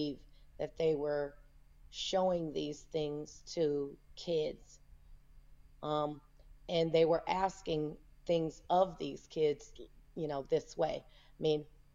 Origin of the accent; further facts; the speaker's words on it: Houston, Texas, United States; moved away as an adult; also born or lived in Las Vegas, Nevada; I am from Houston, Texas. I grew up here in Houston. I live in Houston now